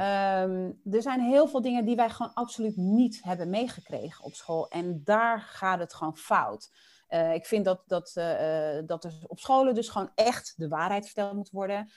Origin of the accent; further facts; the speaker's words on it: Dordrecht, South Holland, Netherlands; also born or lived in Willemstad, Curaçao; toen ik drie was, zijn, we dus, zijn mijn moeder, mijn oudste broertje en ik naar Nederland gekomen